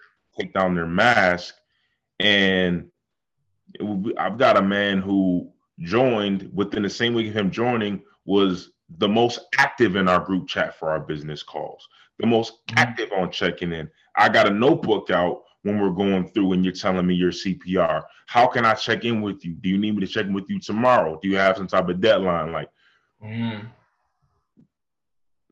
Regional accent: Buffalo, New York, United States; now in Atlanta, United States; I'm from Buffalo

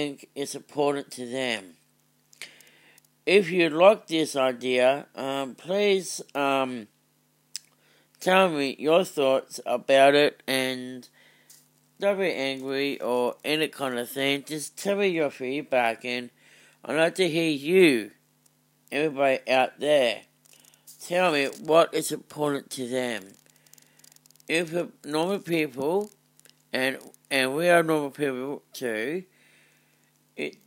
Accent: Australia

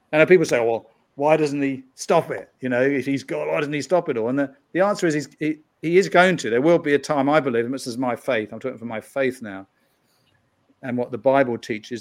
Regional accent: United Kingdom; moved away as an adult; now in United States; I'm from the UK

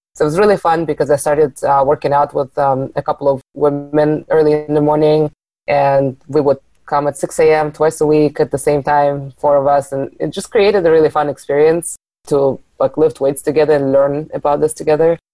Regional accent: Arizona, United States; moved away; also born or lived in Seattle; I moved back to Arizona from Seattle a couple of years ago

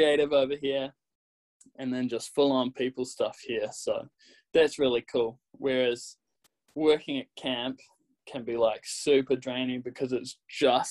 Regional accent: New Zealand; accent: Kiwi; my Kiwi accent

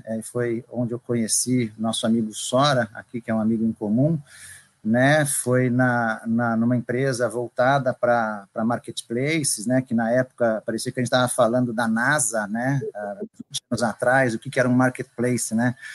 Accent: São Paulo, Brazil; moved away; also born or lived in Bahia; eu sou natural de São Paulo

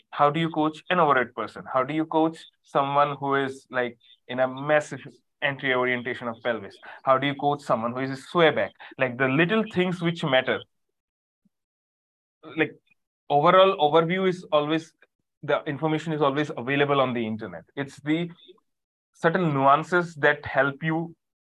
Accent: India; I'm a coach from India

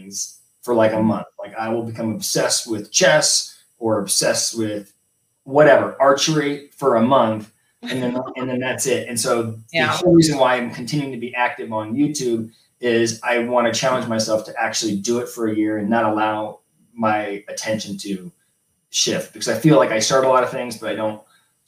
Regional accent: Colorado, United States; also born or lived in Los Angeles, California; I grew up in Colorado, moved to California for school, undergrad and master's degree

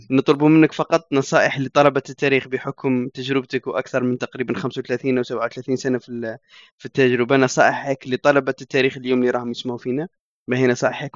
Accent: Algeria; وإحنا كجزائريين

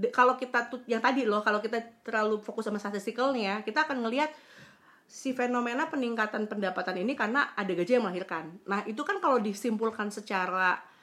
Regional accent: West Java, Indonesia; also born or lived in Surabaya; gue kan orang Sunda

